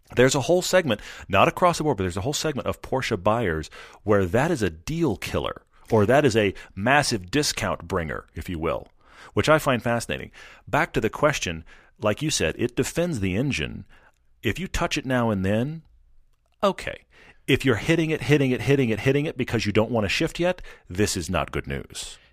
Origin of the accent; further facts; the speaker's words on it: Texas, United States; I grew up in Texas